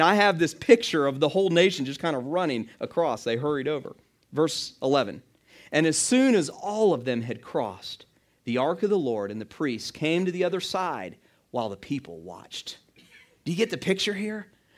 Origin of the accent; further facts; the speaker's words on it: Clearwater, Florida, United States; I grew up in the Tampa Bay area, Clearwater, and we would drive into St. Petersburg where my dad had grown up